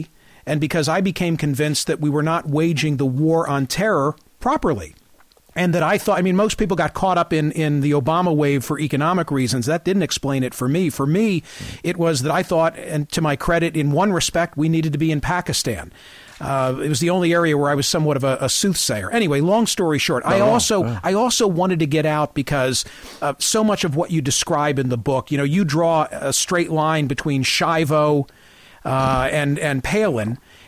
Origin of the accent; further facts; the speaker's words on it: Pennsylvania, United States; Bucks County, Pennsylvania.